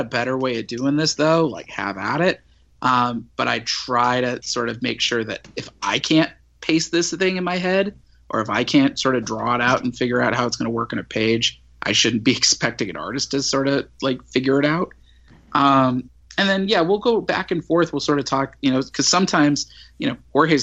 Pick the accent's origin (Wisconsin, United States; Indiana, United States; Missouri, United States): Missouri, United States; St. Louis; I grew up in St. Louis in the 90s.